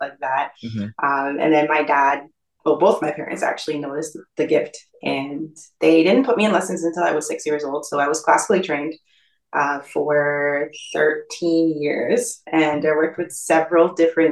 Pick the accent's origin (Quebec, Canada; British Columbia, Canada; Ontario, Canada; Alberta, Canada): Ontario, Canada; east of Toronto; my parents moved east of the city. So I actually spent most of my years east of the city and grew up, went to school there.